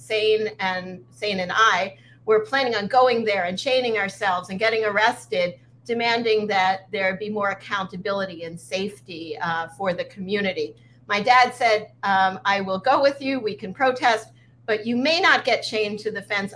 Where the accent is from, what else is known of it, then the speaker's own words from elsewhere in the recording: Sea Cliff, New York, United States; also born or lived in Flatbush, Brooklyn; I was born in Flatbush, Brooklyn, and I moved to Seacliff, Long Island when I was four